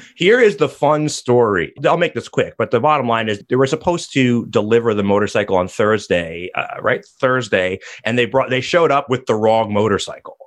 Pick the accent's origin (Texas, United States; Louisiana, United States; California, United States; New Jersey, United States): New Jersey, United States; my home state of New Jersey